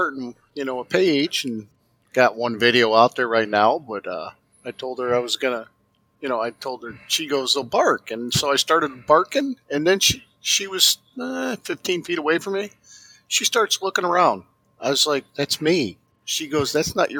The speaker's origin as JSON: {"language": "English", "town": "Manhattan", "region": "Illinois", "country": "United States", "said": "I am from Manhattan, Illinois. That's southwest of Chicago"}